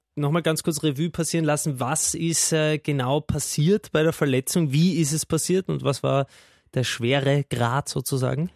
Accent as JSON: {"language": "German", "country": "Austria", "said": "als Österreicher"}